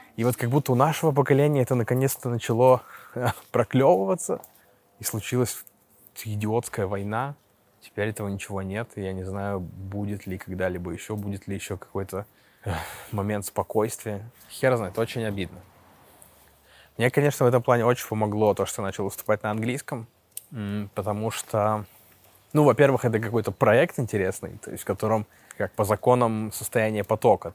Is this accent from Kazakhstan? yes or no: no; Russia; moved away as an adult; now in Istanbul, Turkey; я из России